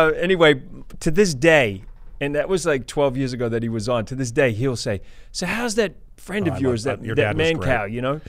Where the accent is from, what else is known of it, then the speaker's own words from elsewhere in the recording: New Zealand; now in United States; I'm from New Zealand. I love New Zealand, but the opportunities are much better here for what I do in America.